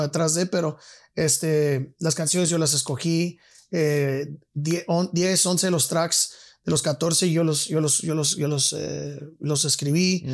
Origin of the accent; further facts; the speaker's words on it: El Paso, Texas, United States; also born or lived in San Francisco Bay Area, California; a los 7, 9 años, 7, 8 años me fui a El Paso, Texas.